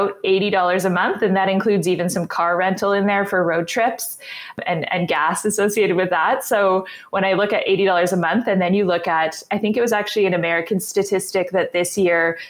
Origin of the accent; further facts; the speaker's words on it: Winnipeg, Manitoba, Canada; I'm from Winnipeg, Manitoba, and I'm actually almost an architect